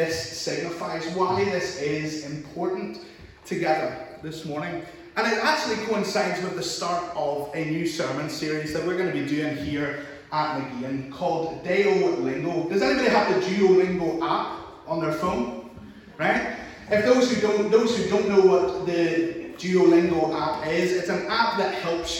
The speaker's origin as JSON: {"language": "English", "area": "Larne", "region": "Northern Ireland", "country": "United Kingdom", "accent": "Northern Irish", "said": "I'm from Lauren"}